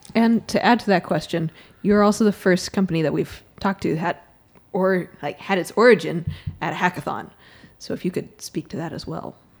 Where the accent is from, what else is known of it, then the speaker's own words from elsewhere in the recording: Boston, Massachusetts, United States; moved away as an adult; also born or lived in Florida / North Carolina; I'm from the Boston area, but I went to school in Florida and then North Carolina